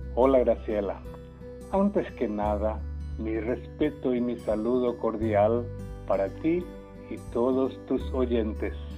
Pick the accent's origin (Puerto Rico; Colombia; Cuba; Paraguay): Paraguay; Yataity del Norte, Guairá; first language Guarani; Spanish is a second language; cuando niño solo hablaba guaraní en mi entorno familiar